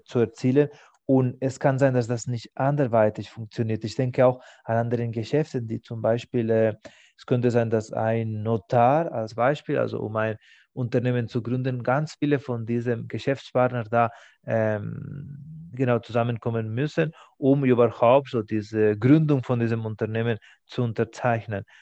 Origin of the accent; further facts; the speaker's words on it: Spain; first language Spanish; German is a second language; now in Germany; Für mich als Spanier ist das aktuell von meinem familiären Hintergrund